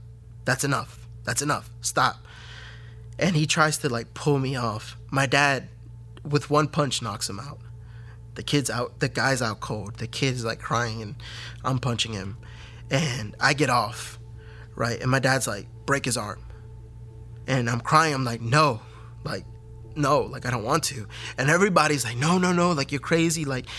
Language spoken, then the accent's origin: English; Fairfax, Virginia, United States; I am originally from Fairfax, Virginia, born of Hispanic parents. My parents are both El Salvadorian.